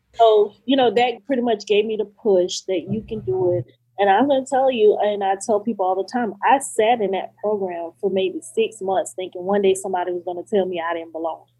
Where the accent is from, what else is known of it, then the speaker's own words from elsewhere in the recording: Florida, United States; Angela Bassett is from my hometown